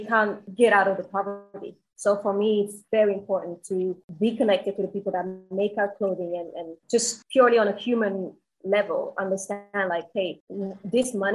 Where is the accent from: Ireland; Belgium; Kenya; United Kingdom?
Belgium; Antwerp, Flanders; moved away as an adult; also born or lived in Dominican Republic / China / Thailand; I'm originally from Dominican Republic, and I grew up in Belgium, in Antwerp, which is a big fashion city